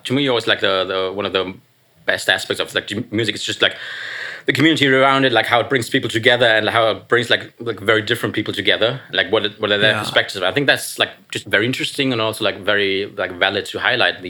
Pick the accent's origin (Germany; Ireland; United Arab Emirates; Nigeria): Germany; English is a second language; Yeah, I came all the way from Germany. I mean, not specifically for this, but like also for this. So it's nice to be in New York, and yeah, nice to be here.